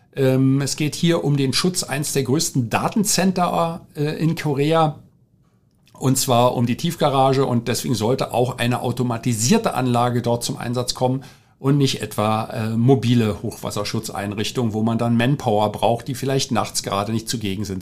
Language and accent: German; Berlin, Germany; Ich bin ja in Berlin groß geworden, in West-Berlin und, äh, im Sü-, ganz im Süden in Rudo, das gehört zum Bezirk Neukölln